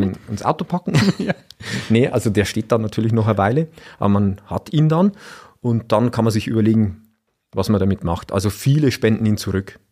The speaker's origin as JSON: {"language": "German", "town": "Freudenberg", "region": "Bavaria", "country": "Germany", "said": "in Freudenberg, da wo ich herkomme"}